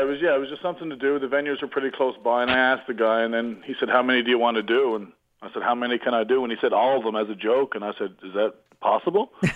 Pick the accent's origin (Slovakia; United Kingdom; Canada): Canada; Newfoundland and Labrador; accent: Newfoundlandish; now in Bangkok, Thailand; I'm from Newfoundland.